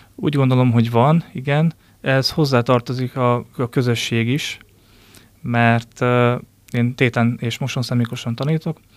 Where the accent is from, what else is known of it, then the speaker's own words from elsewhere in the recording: Ács, Komárom-Esztergom, Hungary; also born or lived in Dresden; én Ácsról származom